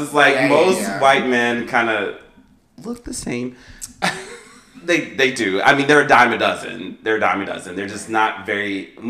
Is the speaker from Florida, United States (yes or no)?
no; Maryland, United States; I grew up in the South. I grew up in Maryland. Two different upbringings.